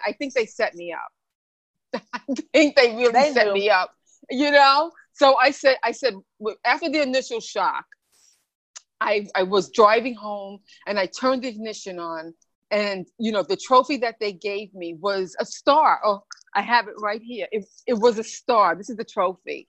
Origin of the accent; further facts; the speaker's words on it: New York, United States; also born or lived in Bahamas; I was born in the Bahamas and raised in New York when I was 4